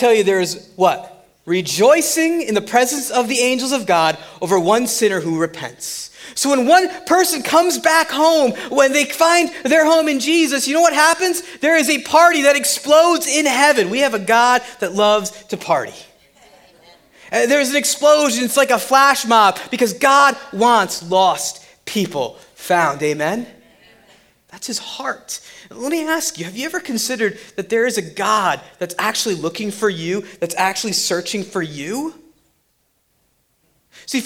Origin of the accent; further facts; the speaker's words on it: Central New Jersey, United States; also born or lived in Summit, New Jersey / Central New York; I was born in Summit, New Jersey. I grew up in Central Jersey and Central New York. And, you know, I ended up back in New Jersey